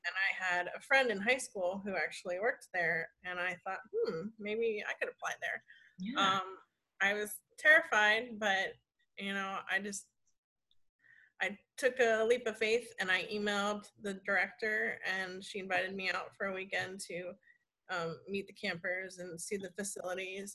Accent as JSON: {"language": "English", "town": "Columbus", "region": "Ohio", "country": "United States", "tie": "born or raised there", "also_born_or_lived": "Florida", "moved": "as an adult", "said": "I was born and raised in Columbus, Ohio"}